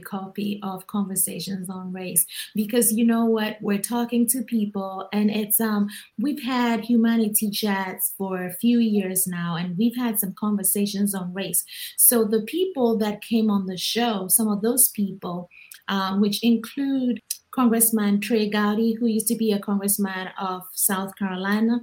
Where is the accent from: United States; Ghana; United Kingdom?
Ghana; moved away; growing up in Ghana